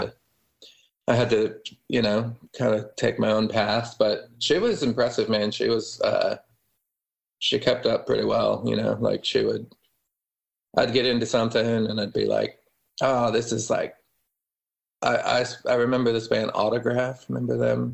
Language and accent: English; Denver, Colorado, United States; moved away; also born or lived in Austin; growing up in Denver